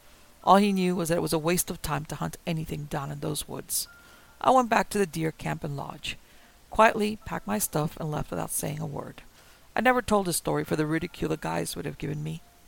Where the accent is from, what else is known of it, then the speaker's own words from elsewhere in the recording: the South, United States; I was born and raised in the South. Hunting, fishing, and being outside is what I'm all about.